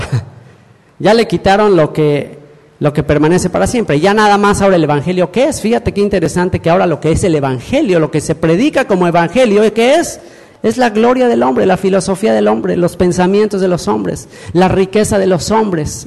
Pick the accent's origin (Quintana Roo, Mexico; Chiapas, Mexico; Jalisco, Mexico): Quintana Roo, Mexico; Cancún; yo soy mexicano, cancunense